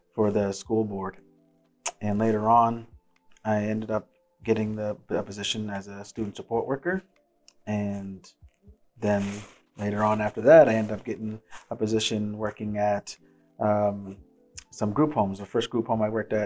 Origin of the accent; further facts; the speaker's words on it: Dartmouth, Nova Scotia, Canada; also born or lived in Port Hawkesbury, Cape Breton, Nova Scotia; Where I grew up in the North End, Dartmouth. Before that, I lived in Port Hawkesbury and Cape Breton in an all-white town